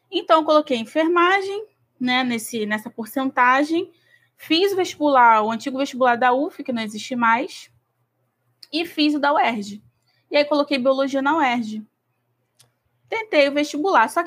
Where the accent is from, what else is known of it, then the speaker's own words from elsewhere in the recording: São Gonçalo, Rio de Janeiro, Brazil; eu sou de São Gonçalo, Como... eu tenho é, 27 anos.